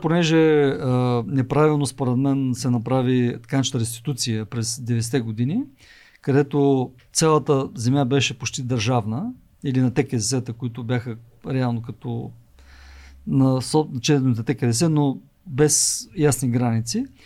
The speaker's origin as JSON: {"language": "Bulgarian", "town": "Svishtov", "region": "Veliko Tarnovo Province", "country": "Bulgaria", "tie": "born or raised there", "moved": "yes", "said": "аз самия съм роден от провинцията и моят, град, моят роден град Свищов"}